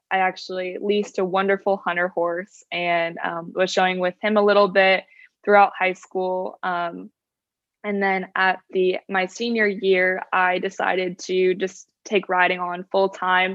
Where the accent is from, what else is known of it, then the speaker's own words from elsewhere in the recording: Orange County, California, United States; moved away as an adult; now in Savannah, United States; I am from Orange County, California.